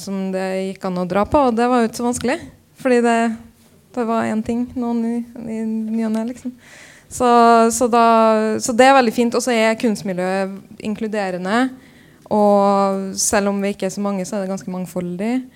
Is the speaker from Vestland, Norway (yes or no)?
no; Trondheim, Trøndelag, Norway; moved away as an adult; also born or lived in Copenhagen; når jeg flytta fra Trondheim